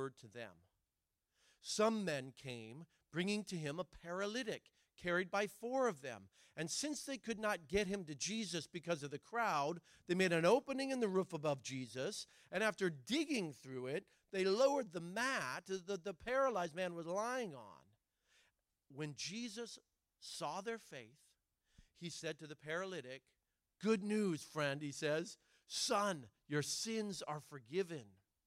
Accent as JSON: {"language": "English", "region": "Oregon", "country": "United States", "said": "I'm from Oregon. My dad's from Argentina"}